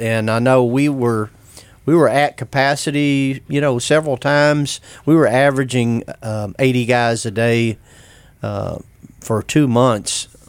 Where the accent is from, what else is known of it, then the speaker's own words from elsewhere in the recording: Dallas, Texas, United States; moved away; I grew up in the city. I grew up in Dallas, but kind of inner-city there.